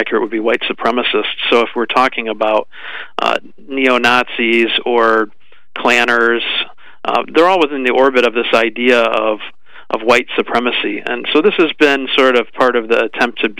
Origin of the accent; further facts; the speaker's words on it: United States; being an American